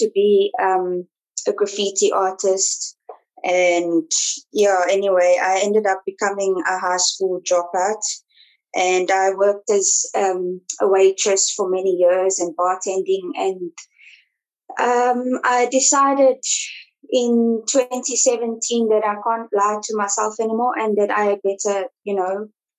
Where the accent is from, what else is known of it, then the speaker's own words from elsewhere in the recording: Johannesburg, Gauteng, South Africa; also born or lived in Pretoria; I'm originally from Johannesburg, was born in Pretoria